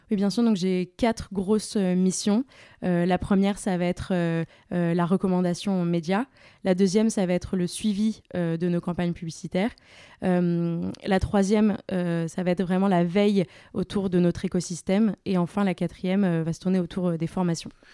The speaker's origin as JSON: {"language": "French", "town": "Paris", "region": "Île-de-France", "country": "France", "also_born_or_lived": "Angers", "said": "Je suis parisienne euh, d'origine"}